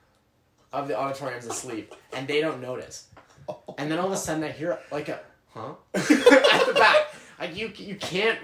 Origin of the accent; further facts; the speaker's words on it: Ajax, Ontario, Canada; moved away; I'm originally from Ajax